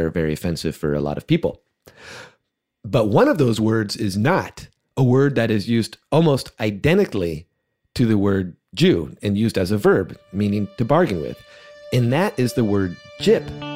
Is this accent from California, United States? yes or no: yes; suburban California, United States; As a kid growing up in suburban California